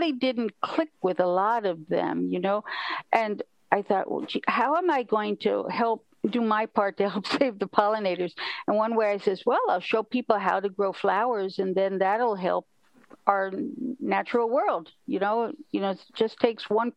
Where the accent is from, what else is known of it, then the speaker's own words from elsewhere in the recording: New York City, New York, United States; moved away; also born or lived in Kyoto, Japan; I was a kid from New York City.